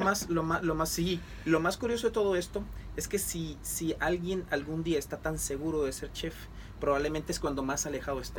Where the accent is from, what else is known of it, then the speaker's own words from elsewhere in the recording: Mexico; now in Puerto Rico; yo soy mexicano y esto es, o sea, soy chef